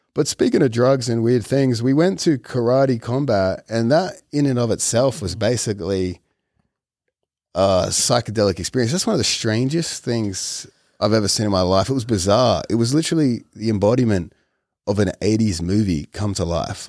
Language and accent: English; Australia; moved away; as an Australian amongst Americans